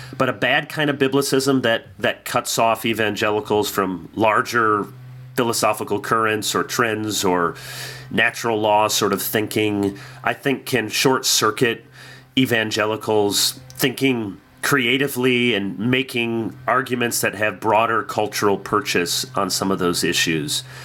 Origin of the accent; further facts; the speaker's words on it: Midwest, United States; growing up in the Midwest